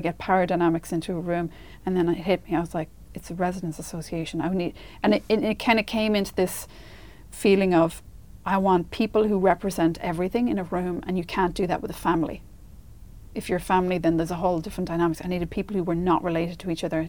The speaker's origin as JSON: {"language": "English", "country": "Ireland", "said": "as Irish people"}